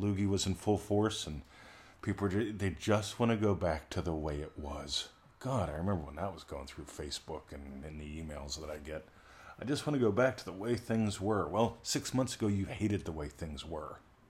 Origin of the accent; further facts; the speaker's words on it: Pennsylvania, United States; She didn't know I had one of them there trees growing up in Pennsylvania, but I did.